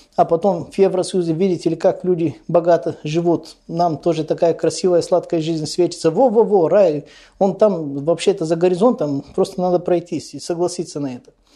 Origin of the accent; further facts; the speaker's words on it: Bulgaria; недалеко от моего родного города